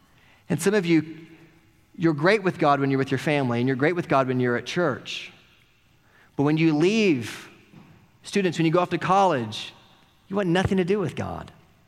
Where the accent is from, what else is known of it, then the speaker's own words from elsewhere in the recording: Oklahoma, United States; living and growing up in Oklahoma or in the South, like most of us did